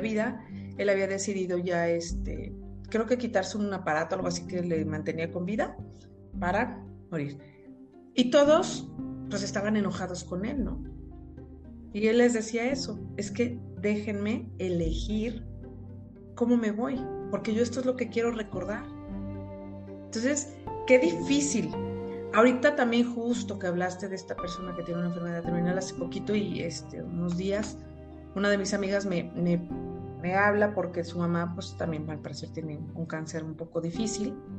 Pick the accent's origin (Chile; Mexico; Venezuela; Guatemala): Mexico; como buenos mexicanos